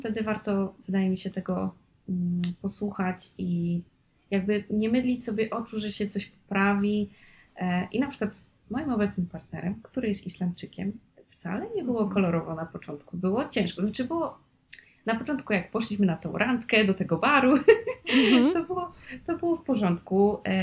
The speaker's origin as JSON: {"language": "Polish", "country": "Poland", "said": "nie jestem z dużego, z dużej miejscowości, jestem z małej gminy"}